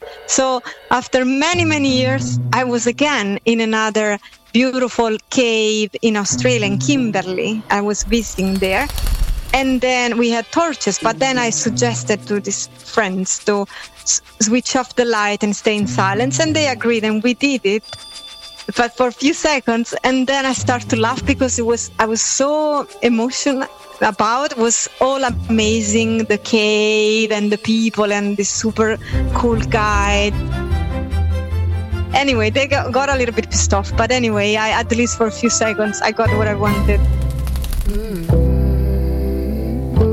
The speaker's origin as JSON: {"language": "English", "town": "Naples", "region": "Campania", "country": "Italy", "said": "I'm from Napoli"}